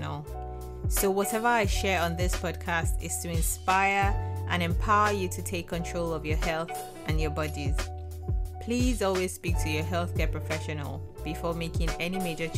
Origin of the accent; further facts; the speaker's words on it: Nigeria; I am a Nigerian and my heart has always desired to reach endometriosis sufferers in my home country